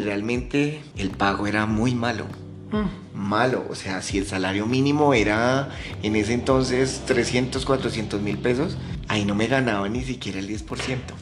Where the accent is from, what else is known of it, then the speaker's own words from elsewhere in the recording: Ibagué, Tolima, Colombia; now in Bogotá, Colombia; yo nací en la ciudad de Ibagué. ¿Sí? Mis papás son de allá. No, pues nada, yo me crié en una finca cerca a la ciudad de Ibagué